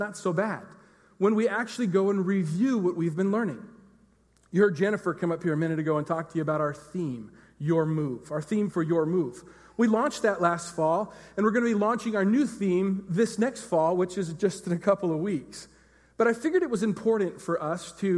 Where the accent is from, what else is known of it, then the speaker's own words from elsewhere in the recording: Enumclaw, Washington, United States; I was from Enumclaw